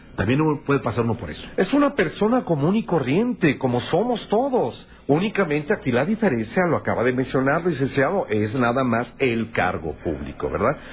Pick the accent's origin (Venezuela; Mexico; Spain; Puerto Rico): Mexico; Guanajuato; now in Mexico City, Mexico; siendo yo diputado local en mi tierra, en Guanajuato